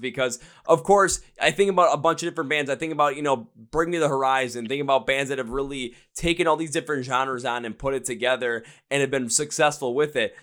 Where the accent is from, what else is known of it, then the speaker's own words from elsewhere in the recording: Wisconsin, United States; we're from Wisconsin